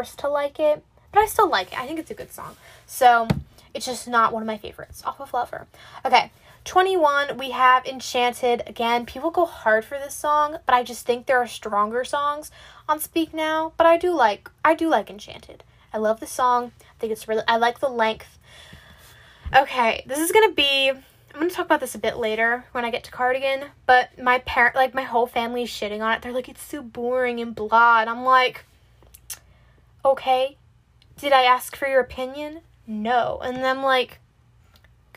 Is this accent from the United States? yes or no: yes; Pennsylvania, United States; I'm also from Pennsylvania